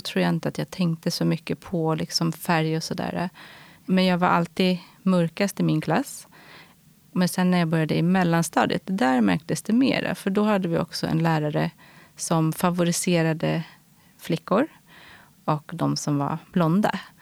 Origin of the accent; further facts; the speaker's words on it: Stockholm, Stockholm County, Sweden; jag är uppvuxen här i Stockholm, i eh, Sätra, en förort.